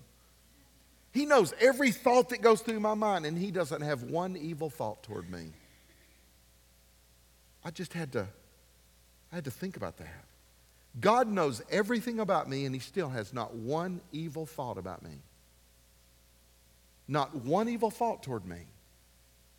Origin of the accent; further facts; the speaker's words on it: Ashland, United States; the dentist we grew up with in Ashland